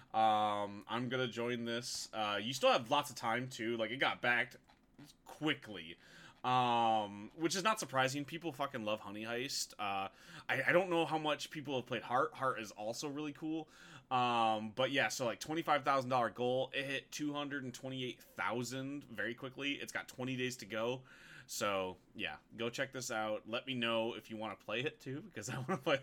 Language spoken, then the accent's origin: English; United States; I'm American